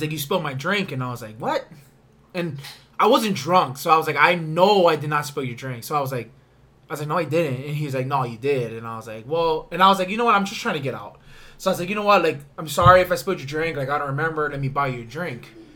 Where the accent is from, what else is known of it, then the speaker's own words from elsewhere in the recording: Big Island, Hawaii, United States; I'm from Big Island.